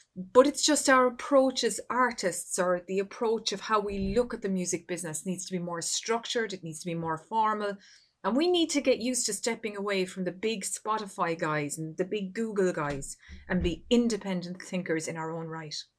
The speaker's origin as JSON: {"language": "English", "country": "Ireland", "said": "my home country here of Ireland"}